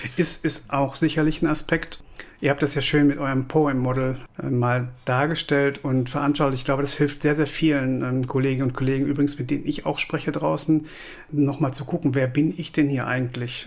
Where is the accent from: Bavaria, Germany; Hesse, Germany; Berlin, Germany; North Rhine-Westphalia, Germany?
North Rhine-Westphalia, Germany; Kamp-Lintfort; now in Cologne, Germany; ich komme aus Kamp-Lindfort, das liegt so am linken Niederrhein, äh, Ecke Ruhrgebiet, lebe, liebe und arbeite aber seit 2003 in Köln